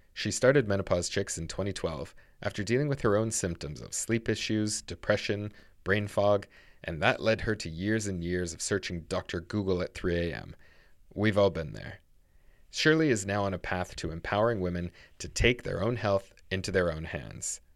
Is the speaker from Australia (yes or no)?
no; Niagara Falls, Ontario, Canada; moved away; I'm from Niagara Falls